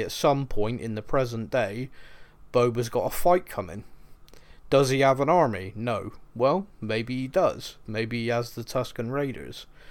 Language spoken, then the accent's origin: English; Bristol, South West England, United Kingdom; I'm from Bristol here in England